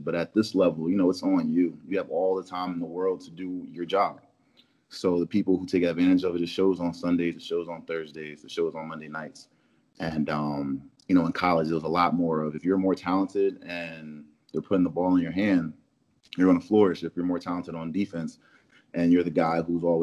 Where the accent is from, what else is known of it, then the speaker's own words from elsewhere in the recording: Philadelphia, Pennsylvania, United States; moved away as an adult; also born or lived in Dodge City, Kansas / Florida; now in Detroit, United States; I'm originally from Philadelphia, Pennsylvania, born and raised